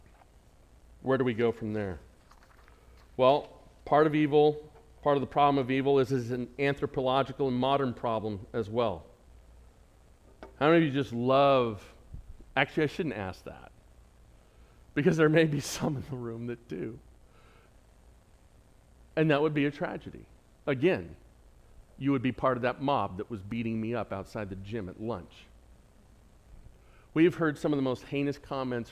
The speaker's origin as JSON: {"language": "English", "town": "San Diego", "region": "California", "country": "United States", "accent": "San Diego", "said": "my San Diego accent"}